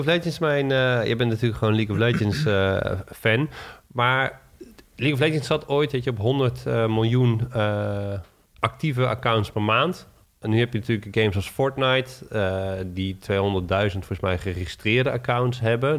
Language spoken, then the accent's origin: Dutch; Netherlands; als Nederlander